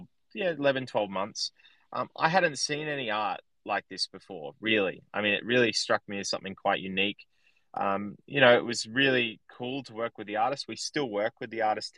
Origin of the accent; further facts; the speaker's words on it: Sydney, New South Wales, Australia; I grew up in a town in Australia, or basically an area in Australia, in Sydney